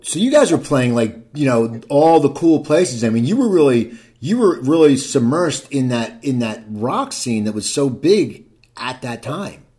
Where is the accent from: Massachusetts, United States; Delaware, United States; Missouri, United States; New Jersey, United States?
New Jersey, United States; I grew up in New Jersey